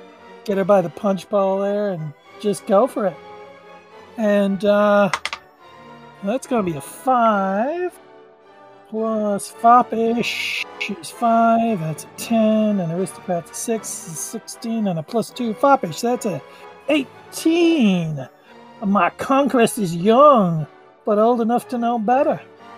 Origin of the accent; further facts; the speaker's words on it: Dublin, Leinster, Ireland; I have a 6, but I'm also from Dublin.